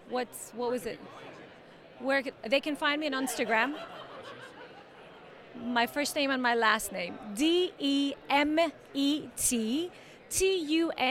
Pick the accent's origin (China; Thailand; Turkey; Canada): Turkey; now in Portland, United States; I'm from Turkey, but I am I live in Portland, Oregon now.